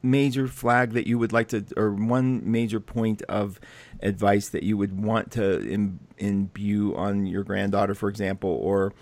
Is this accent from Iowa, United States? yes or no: no; West Virginia, United States; I'm from West Virginia